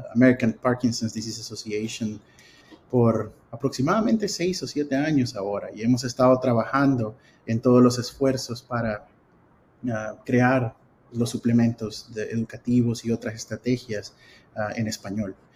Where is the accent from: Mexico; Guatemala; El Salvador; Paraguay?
El Salvador; moved away as an adult; also born or lived in Cincinnati, Ohio / Arkansas; now in United States; soy salvadoreño ah, de nacimiento y ah, me gradué de la Escuela de Medicina en El Salvador